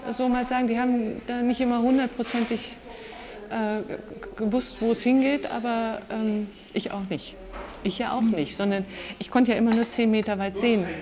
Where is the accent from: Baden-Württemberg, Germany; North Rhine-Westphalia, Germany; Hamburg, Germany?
Baden-Württemberg, Germany; Swabia; ich bin im Schwabenland aufgewachsen